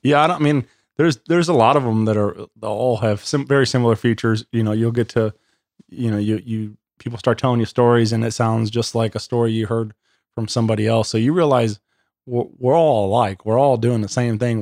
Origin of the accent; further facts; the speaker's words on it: Wentzville, Missouri, United States; born and raised in Wentzville, Missouri